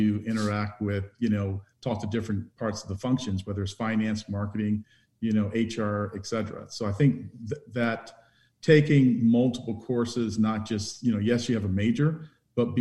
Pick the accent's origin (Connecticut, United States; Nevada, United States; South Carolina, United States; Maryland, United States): South Carolina, United States; Branchville; moved away as an adult; also born or lived in Orangeburg, South Carolina; my family and I, we stayed in a little small town called Branchville, South Carolina. It has about 1,200 people even yet today. I go back and so I stayed there until I went to college at 18 years old